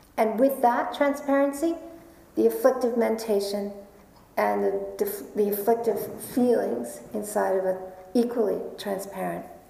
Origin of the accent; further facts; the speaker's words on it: New York, United States; I am a New Yorker.